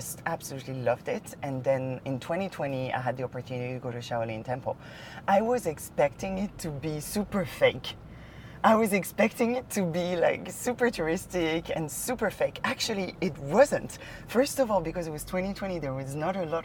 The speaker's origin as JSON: {"language": "English", "town": "Paris", "region": "Île-de-France", "country": "France", "tie": "born or raised there", "moved": "as an adult", "lives_now": "China", "said": "I grew up in Chinatown in Paris"}